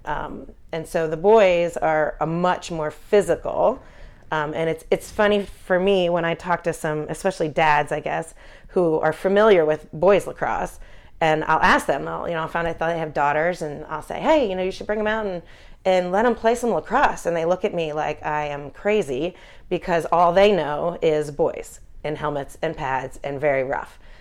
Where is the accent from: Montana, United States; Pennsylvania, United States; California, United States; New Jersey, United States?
Pennsylvania, United States; Philadelphia; I grew up in Philadelphia, following Philadelphia sports